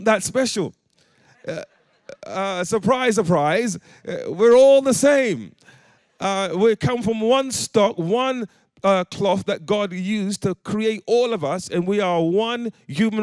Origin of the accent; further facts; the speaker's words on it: London, United Kingdom; moved away as an adult; now in Coventry, United Kingdom; growing up in the East End of London